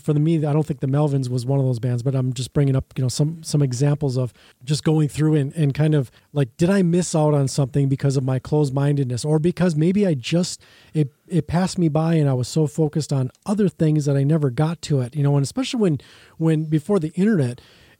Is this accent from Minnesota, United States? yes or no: yes; Burnsville, Minnesota, United States; Well, I was in Burnsville at the time. I grew up in Burnsville.